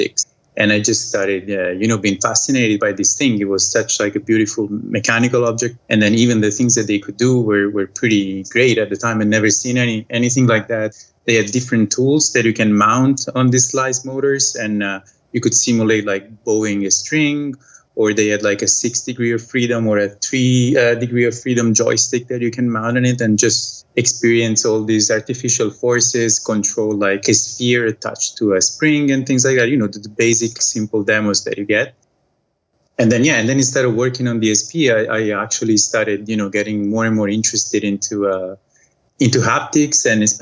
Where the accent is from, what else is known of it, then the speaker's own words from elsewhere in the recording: Italy; moved away as an adult; I'm from Italy originally, but I moved away. It's going to be 11 years now